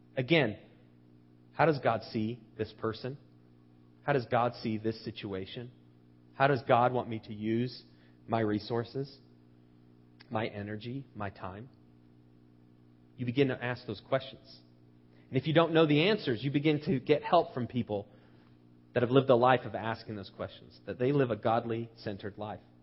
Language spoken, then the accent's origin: English; United States; as Americans